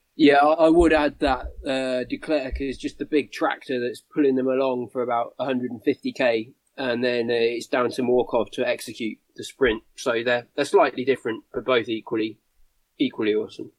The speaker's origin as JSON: {"language": "English", "country": "United Kingdom", "said": "as a Brit"}